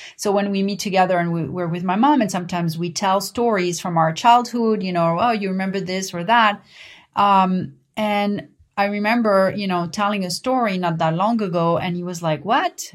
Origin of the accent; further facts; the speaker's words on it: Paris, Île-de-France, France; I learned growing up in Paris